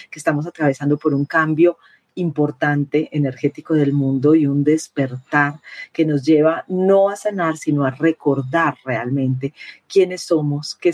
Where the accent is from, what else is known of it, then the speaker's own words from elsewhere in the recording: Peru; now in Medellín, Colombia; soy una periodista peruana, colombiana, que vive en Medellín